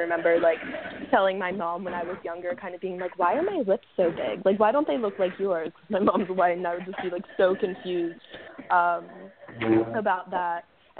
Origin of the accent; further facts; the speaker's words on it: Philadelphia, Pennsylvania, United States; grew up in Philadelphia, which is a fairly diverse city. And, you know, I grew up in the suburbs, but I grew up in Mount Airy.